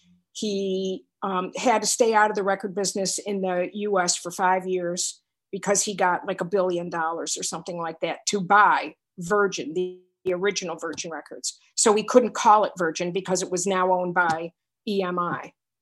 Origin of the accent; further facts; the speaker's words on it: Binghamton, New York, United States; And I was going to college in my hometown, Binghamton, New York.